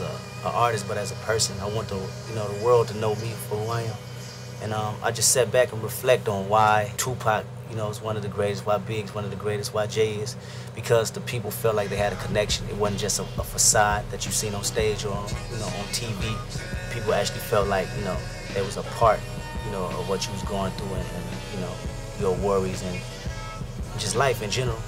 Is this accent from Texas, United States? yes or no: no; Compton, California, United States; my homeboys growing up in Compton